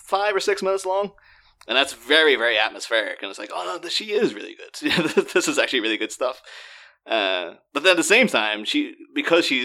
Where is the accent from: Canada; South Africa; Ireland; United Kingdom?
Ireland; I'm Irish